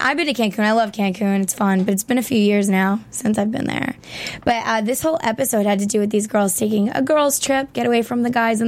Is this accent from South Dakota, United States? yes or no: no; Long Island, New York, United States; I'm from Long Island and we're separated from New York technically